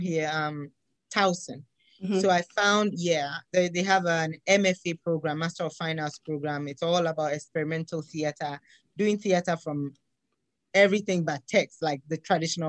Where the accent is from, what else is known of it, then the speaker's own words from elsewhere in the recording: Ghana; moved away; I am originally from Ghana in West Africa.